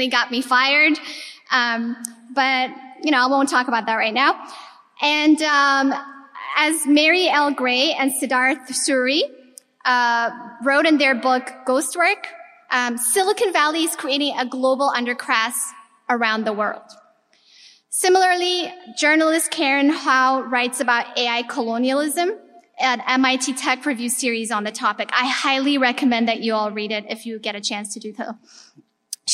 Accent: Ethiopia; moved away; I was born and raised in Ethiopia. I'm of Eritrean descent

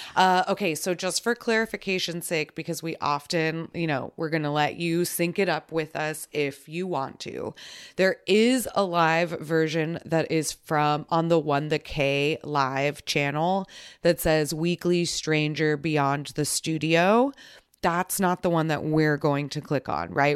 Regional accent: Texas, United States; we're both from Texas

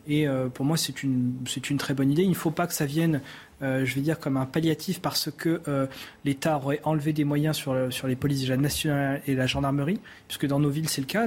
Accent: Brittany, France; surtout dans le Morbihan, là d'où je viens

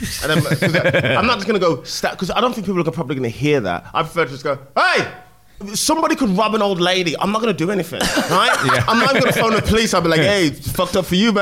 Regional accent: Midlands, United Kingdom; now in London, United Kingdom; I'm from the Midlands

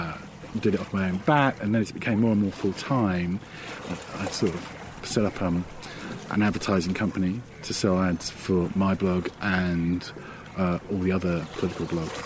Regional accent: Ireland; now in United Kingdom; Because we're Irish, and everyone wants to go home in the end.

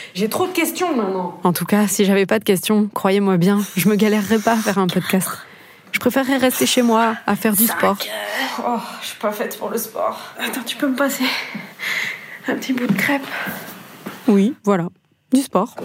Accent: Toulouse, Occitania, France; Je suis née et j'ai grandi à Toulouse

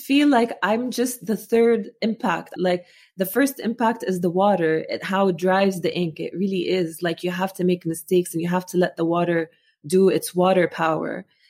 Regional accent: Amman, Amman Governorate, Jordan; first language Arabic; English is a second language; moved away as an adult; also born or lived in Muscat, Oman; now in United States; when I grew up in Jordan

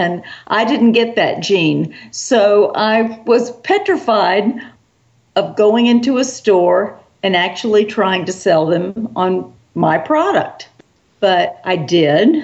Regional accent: South Carolina, United States; also born or lived in New York City; we soon moved back down to the South, and I've been in the South ever since, in South Carolina

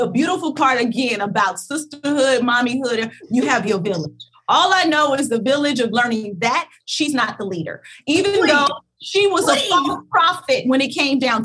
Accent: Kentucky, United States; I'm from Kentucky.

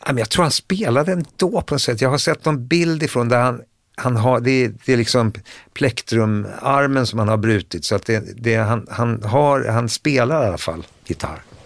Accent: Stockholm, Stockholm County, Sweden; Vi flyttade in till, ifrån Hagsätra till Södermalm 1971. Jag skulle fylla 13.

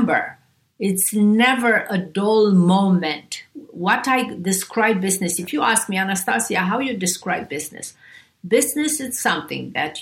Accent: Romania; also born or lived in Beverly Hills; now in United States; I grew up in Romania

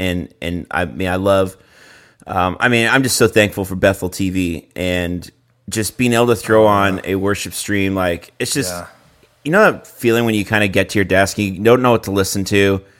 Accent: Canada; now in Nashville, United States; When we came to Nashville from Canada, it was, you know, as you know, like going across the country

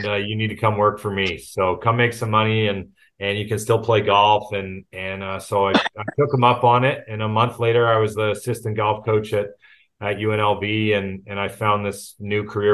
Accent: Markham, Ontario, Canada; moved away as an adult; also born or lived in Las Vegas; born and raised in Toronto, actually just north of Toronto in Markham

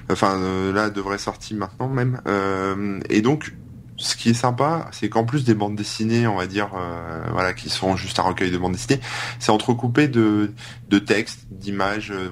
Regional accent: Hauts-de-France, France; ouais, ouais, bah oui, mais je viens du Nord, moi, tu sais

